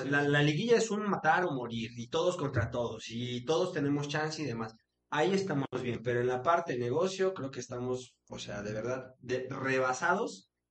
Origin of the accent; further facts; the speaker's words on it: Hidalgo, Mexico; Cruz Azul Hidalgo le daba chance a la gente de mi pueblo de jugar en, una escuela de Cruz Azul